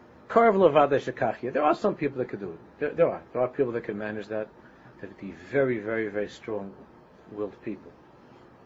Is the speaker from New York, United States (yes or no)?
yes; New York City, New York, United States; my old neighborhood that I grew up in Queens